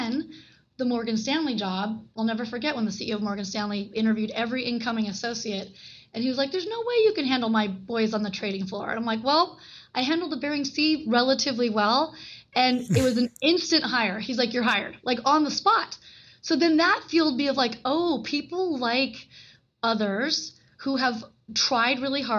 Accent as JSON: {"language": "English", "country": "Japan", "tie": "born there", "said": "He was in the Vietnam War. I was born in Japan, and he literally treated me like there is nothing you can't do."}